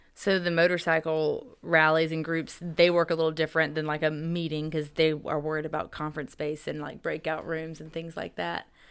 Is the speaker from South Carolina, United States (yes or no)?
yes; Greer, South Carolina, United States; now in Johnson City, United States; I'm from Greer, South Carolina